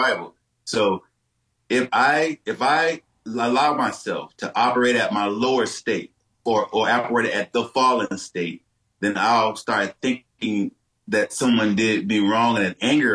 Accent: Detroit, Michigan, United States; I was born and raised in Detroit, Michigan

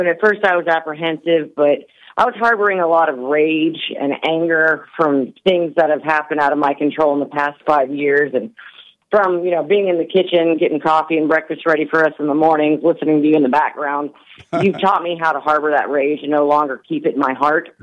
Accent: the South, United States; I'm from the South, and that's kind of how I was raised

